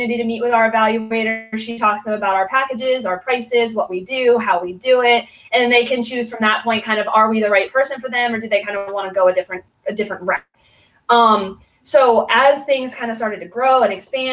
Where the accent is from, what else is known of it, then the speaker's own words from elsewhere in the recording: Pennsylvania, United States; now in Crestview, United States; I'm originally from Pennsylvania